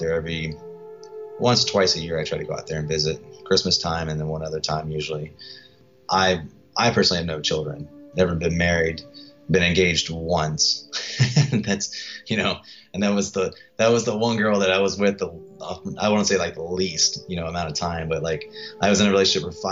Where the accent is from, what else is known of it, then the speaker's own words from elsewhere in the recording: Gloucester, Virginia, United States; also born or lived in Hampton, Virginia; now in Austin, United States; I come from Virginia, from a small town, Gloucester, Virginia